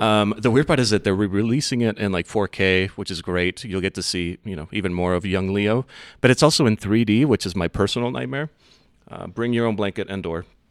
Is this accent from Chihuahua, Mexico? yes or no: yes; Ciudad Juarez, Chihuahua, Mexico; now in Denver, United States; I'm from Ciudad Juarez, which is just outside of the area that was seeded, uh, so it, it remained Mexico